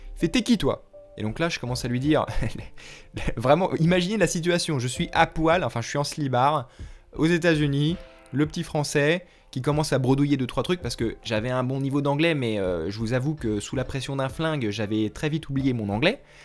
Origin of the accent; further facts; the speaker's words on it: France; moved away as an adult; now in United States; je suis français